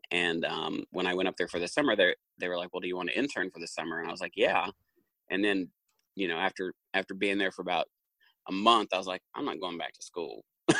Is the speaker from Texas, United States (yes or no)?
no; Jackson, Kentucky, United States; I grew up in Eastern Kentucky